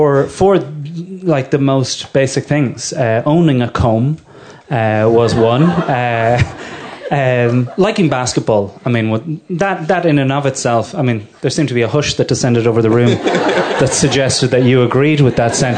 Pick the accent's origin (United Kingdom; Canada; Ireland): Ireland; Curragh, Leinster; The Curra of Kildare